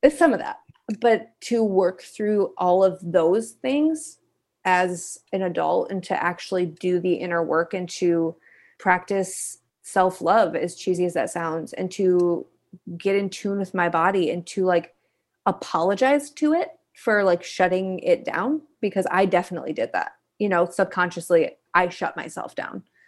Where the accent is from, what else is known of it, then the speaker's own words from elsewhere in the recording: Kalamazoo, Michigan, United States; I am originally from Kalamazoo, Michigan, a little town in the Midwest.